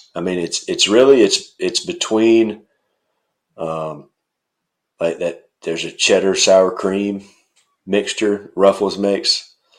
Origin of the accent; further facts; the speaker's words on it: North Middle Tennessee, United States; moved away; I'm from Middle Tennessee, like North Middle Tennessee.